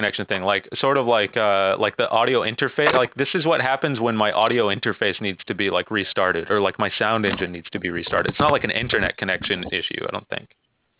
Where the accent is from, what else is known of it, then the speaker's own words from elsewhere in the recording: Dallas, Texas, United States; I'm from Dallas.